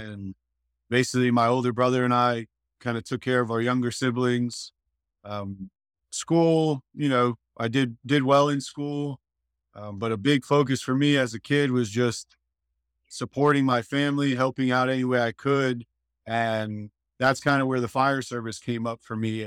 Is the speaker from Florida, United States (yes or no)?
yes; Hollywood, Florida, United States; moved away as an adult; now in Panama City Beach, United States; I was born in Hollywood, Florida, South Florida.